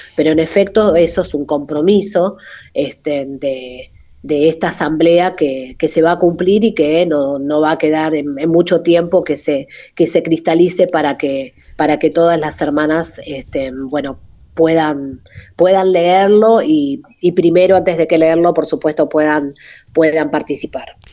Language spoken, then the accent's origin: Spanish; Buenos Aires, Argentina; nací acá en Buenos Aires